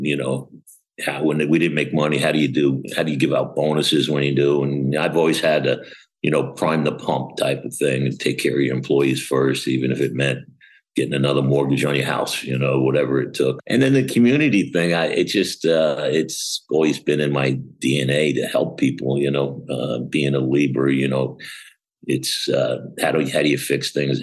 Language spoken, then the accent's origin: English; Long Island, New York, United States; moved away as an adult; also born or lived in Arizona / Atlanta, Georgia / Fort Lauderdale, Florida; now in Florida, United States; I actually grew up in Long Island, New York